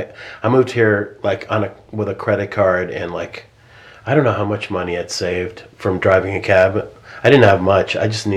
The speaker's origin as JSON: {"language": "English", "town": "Boston", "region": "Massachusetts", "country": "United States", "tie": "born or raised there", "said": "I grew up in Boston."}